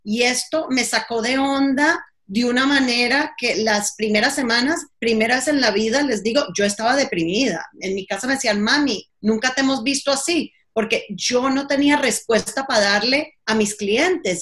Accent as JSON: {"language": "Spanish", "country": "United States", "said": "yo soy bien gringa"}